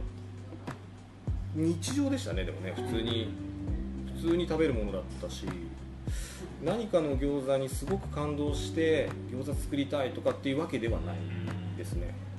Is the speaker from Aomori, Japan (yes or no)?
yes; Aomori, Japan; 僕青森出身なんですけど